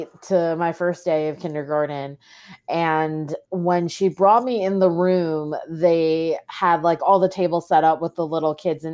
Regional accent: Long Island, New York, United States; also born or lived in South Korea; I was adopted by Irish Catholic parents and raised in a predominantly white neighborhood on Long Island

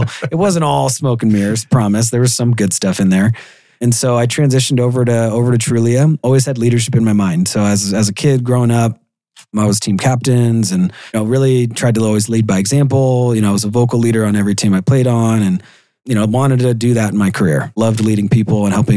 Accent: Seattle, Washington, United States; Born and raised in Seattle, Washington. Probably about 30 minutes from where I live now

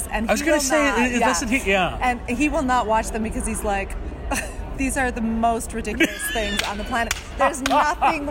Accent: Canada; as a Canadian

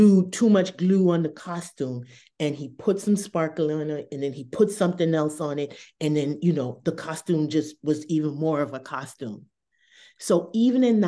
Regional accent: Boston, Massachusetts, United States; I was on Blue Hill and Talbot. That's that corridor I grew up

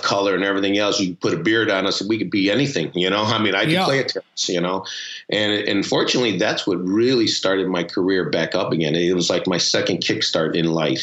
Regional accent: Chicago, Illinois, United States; My parents are both from Mexico City, Acapulco and Piedras Negras, and I was born here in Chicago, the Windy City

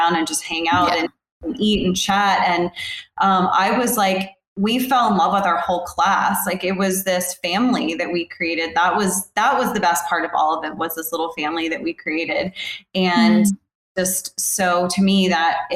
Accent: the South, United States; Growing up in the South

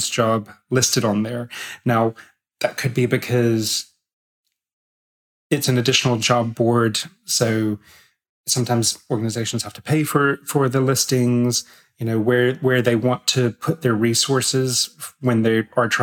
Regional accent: United States; moved away; I'm American as well

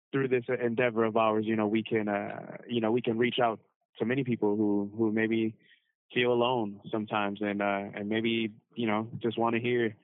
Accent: Cleveland, Ohio, United States; I was born and raised in Cleveland, Ohio

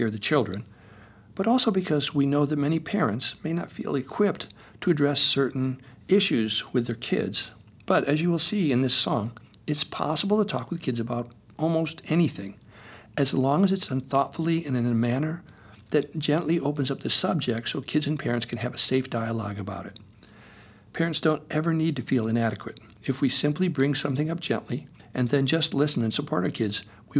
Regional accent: Topanga, California, United States; He lived in Amherst, Massachusetts, and I'm from Topanga, so we didn't see as much of each other as we would have liked

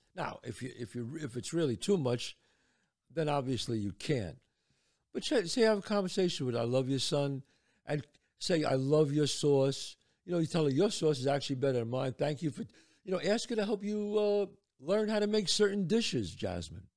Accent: New York City, New York, United States; I was born and raised in the Bronx.

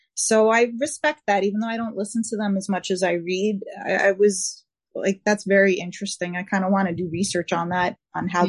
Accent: New York, United States; accent: New York; my New York accent

